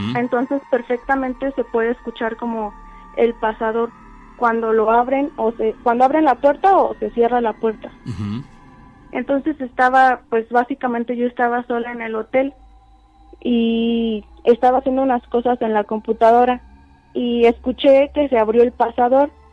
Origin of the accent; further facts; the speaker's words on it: San Miguel de Allende, Guanajuato, Mexico; Yo soy de San Miguel de Allende